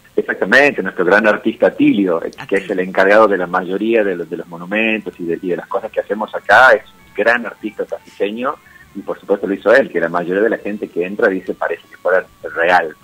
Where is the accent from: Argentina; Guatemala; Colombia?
Argentina; Tucumán; also born or lived in Patagonia; Yo soy tucumano, estuve 15 años viviendo en la Patagonia